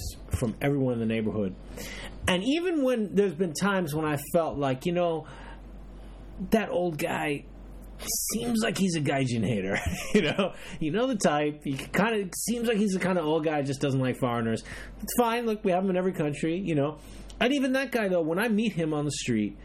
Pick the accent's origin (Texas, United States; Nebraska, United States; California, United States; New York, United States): New York, United States; New York City; moved away as an adult; now in Japan; I grew up in Brooklyn